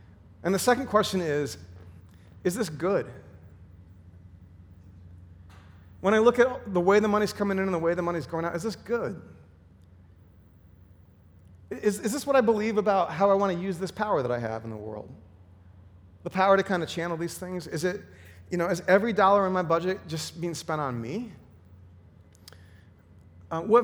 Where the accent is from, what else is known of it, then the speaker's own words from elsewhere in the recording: Midwest, United States; I grew up in the Midwest